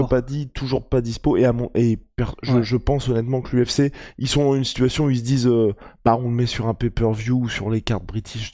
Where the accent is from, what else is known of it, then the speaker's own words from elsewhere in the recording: France; nous, en tant que Français